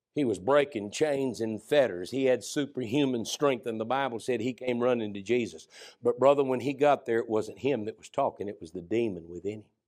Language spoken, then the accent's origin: English; United States; growing up in the America I've grown up